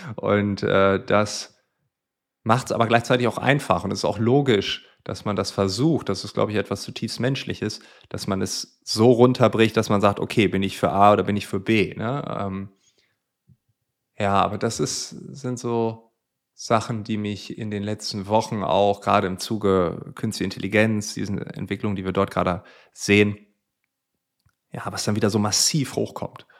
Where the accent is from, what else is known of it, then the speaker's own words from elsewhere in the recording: Friesland, Lower Saxony, Germany; ich komme also aus Friesland